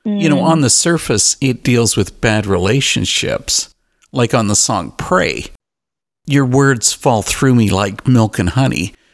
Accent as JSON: {"language": "English", "country": "Canada", "said": "Okay, now I'm Canadian."}